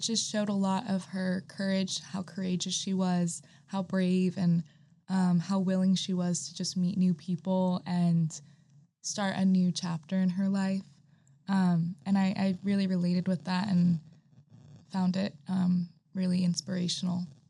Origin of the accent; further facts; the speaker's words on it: East Coast, United States; moved away as an adult; now in Malibu, United States; I'm from the East Coast and I came all this way to Pepperdine